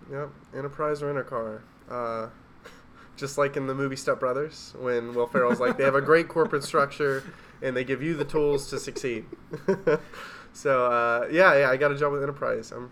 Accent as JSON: {"language": "English", "town": "Athens", "region": "Tennessee", "country": "United States", "tie": "born or raised there", "also_born_or_lived": "Norris, Tennessee", "said": "I've moved around a lot as a kid. I grew up kind of in Athens, Tennessee, which is you know like halfway between Knoxville and Chattanooga, but also kind of grew up in Norris, Tennessee."}